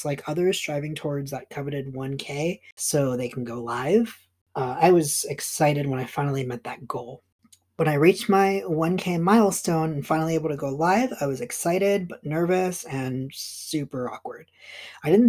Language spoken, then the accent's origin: English; East Coast, United States; now in Portland, United States; I am living in Portland, Oregon. I'm originally from the East Coast.